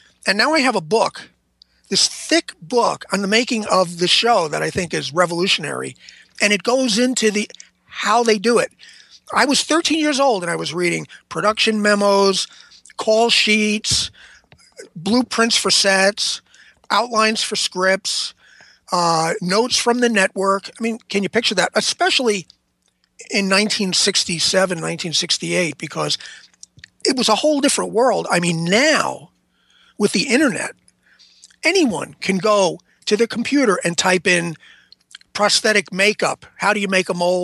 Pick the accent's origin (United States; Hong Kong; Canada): United States; New York City, New York; I grew up around New York City